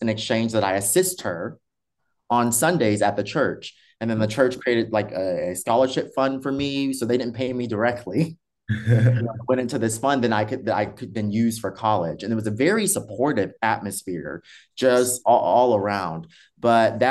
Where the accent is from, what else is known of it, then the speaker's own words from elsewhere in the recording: Buffalo, New York, United States; also born or lived in Indiana / San Diego, California; now in Seattle, United States; I'm originally from Buffalo, New York, from the East Coast